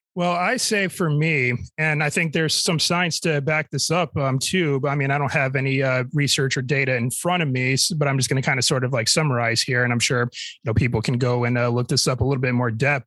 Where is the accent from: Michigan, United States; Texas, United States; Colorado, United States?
Michigan, United States; my home state of Michigan